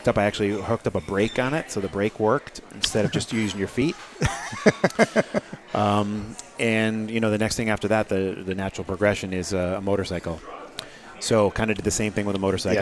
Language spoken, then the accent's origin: English; outside of Hartford, Connecticut, United States; moved away as an adult; also born or lived in Portsmouth, New Hampshire; now in Newburyport, United States; outside of Hartford, and it's kind of where I grew up in Connecticut